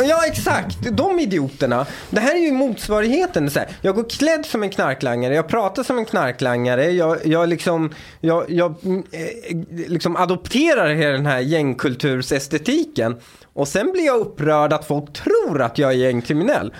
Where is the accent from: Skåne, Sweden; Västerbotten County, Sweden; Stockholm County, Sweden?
Stockholm County, Sweden; Upplands Väsby; Jag kommer från Väsby